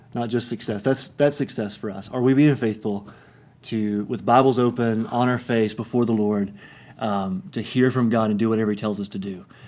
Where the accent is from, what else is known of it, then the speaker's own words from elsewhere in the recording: Kingsport, Tennessee, United States; moved away as an adult; also born or lived in Johnson City, Tennessee; now in Denver, United States; East Tennessee is home. It's where I grew up in Kingsport, Tennessee